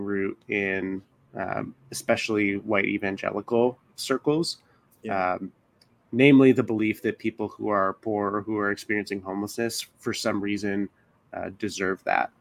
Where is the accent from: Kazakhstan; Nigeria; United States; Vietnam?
United States; Tempe, Arizona; moved away as an adult; also born or lived in Oklahoma City, Oklahoma; now in Los Angeles, United States; I grew up in Tempe, Arizona.